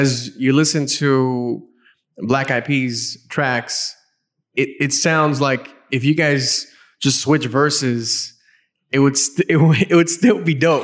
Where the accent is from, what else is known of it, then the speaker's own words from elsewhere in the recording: Los Angeles, California, United States; I grew up in Los Angeles